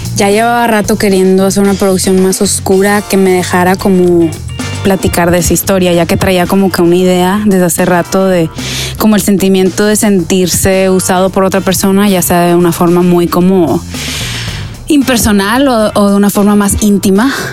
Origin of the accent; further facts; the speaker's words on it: Mexico; yo soy una niña mexicana